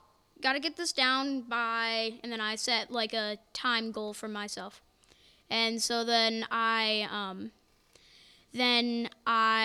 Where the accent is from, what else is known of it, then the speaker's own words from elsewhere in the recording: Michigan, United States; also born or lived in Ohio; now in Vermont, United States; I was born in Michigan